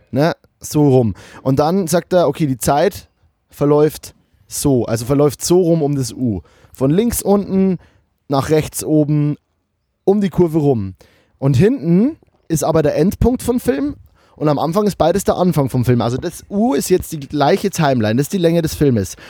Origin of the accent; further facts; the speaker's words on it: Lower Bavaria, Germany; now in Cologne, Germany; als Bayer, der in Köln